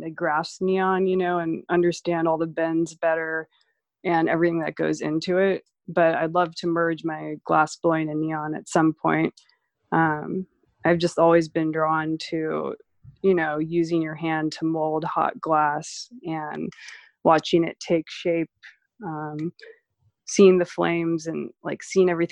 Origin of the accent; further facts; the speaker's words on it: San Diego, California, United States; moved away as an adult; also born or lived in San Francisco; now in Los Angeles, United States; when I grew up in San Diego